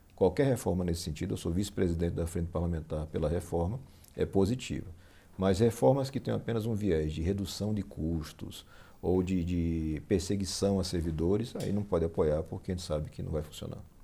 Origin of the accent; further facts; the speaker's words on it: Aracaju, Sergipe, Brazil; also born or lived in Passo Fundo, Rio Grande do Sul, Brazil; Eu nasci em Passo Fundo, Rio Grande do Sul, mudei para Sergipe, para o Nordeste, com 9 anos de idade